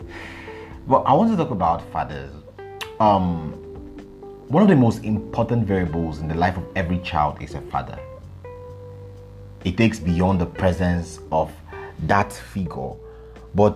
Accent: Abuja, Federal Capital Territory, Nigeria; I grew up in Abuja. Abuja is the capital of Nigeria.

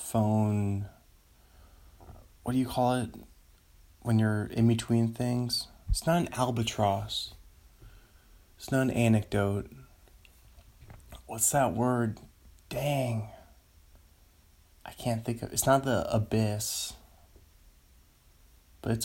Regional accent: Seattle, Washington, United States; Seattle Mariners. My hometown team

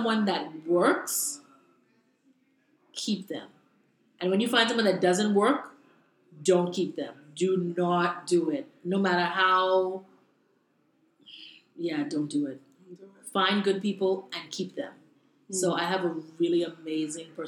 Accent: Bahamas; moved away as an adult; also born or lived in Brooklyn, New York; now in New York, United States; I'm from the Bahamas. I was born in the Bahamas. I went to school in the Bahamas.

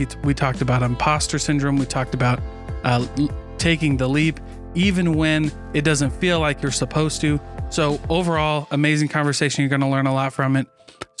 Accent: Iowa, United States; So I'm from Iowa.

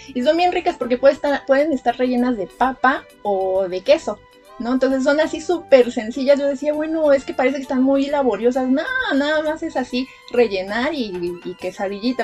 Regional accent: Mexico City, Mexico; como buenos chilangos que veníamos de allá

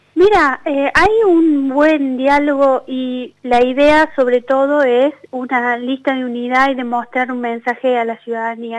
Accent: Argentina; como argentinos

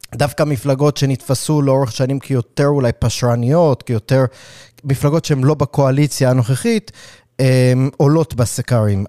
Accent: New York City, New York, United States; moved away; אני גדלתי בקראון הייטס

